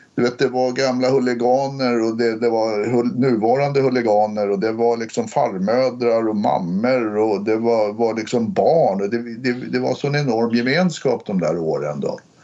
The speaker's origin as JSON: {"language": "Swedish", "town": "Stockholm", "region": "Stockholm County", "country": "Sweden", "tie": "born or raised there", "said": "jag är uppväxt i Hökarängen"}